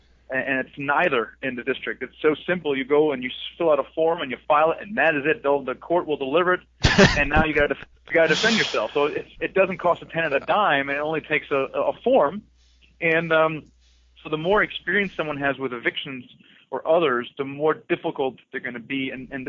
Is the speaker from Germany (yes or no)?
yes; Southern Germany, Germany; Yeah, so I'm actually from Germany. I was Deutschland, from Südenteil von Deutschland, but I don't speak with an accent, so you can't really tell.